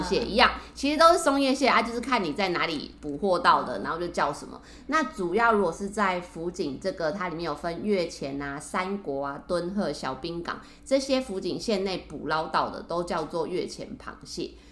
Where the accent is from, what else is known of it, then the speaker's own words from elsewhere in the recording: Taiwan; 我们台湾人